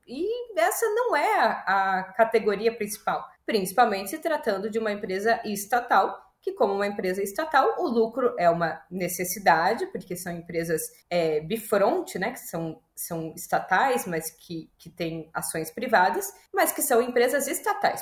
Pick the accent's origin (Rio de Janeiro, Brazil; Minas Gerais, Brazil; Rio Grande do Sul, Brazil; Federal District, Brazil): Rio Grande do Sul, Brazil; Porto Alegre; moved away as an adult; now in São Paulo, Brazil; Eu já moro há 10 anos em São Paulo, mas eu sou de Porto Alegre